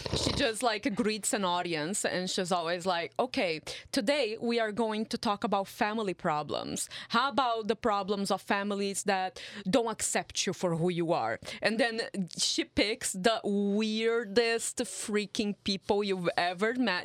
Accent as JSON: {"language": "English", "country": "Brazil", "tie": "born or raised there", "moved": "yes", "lives_now": "Canada", "said": "here I am growing up in Brazil"}